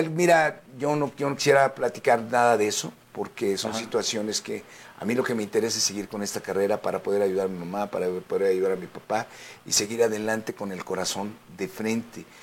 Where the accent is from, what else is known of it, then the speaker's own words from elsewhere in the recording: Mexico; also born or lived in United States; yo soy ciudadano americano también, sí. México-americano